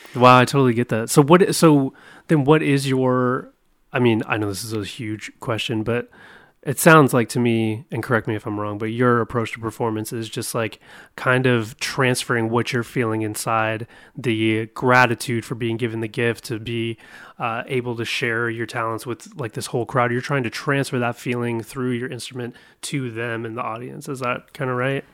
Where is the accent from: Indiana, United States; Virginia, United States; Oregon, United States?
Oregon, United States; moved away; also born or lived in Southern California; I'm from Oregon. I'm from the Northwest.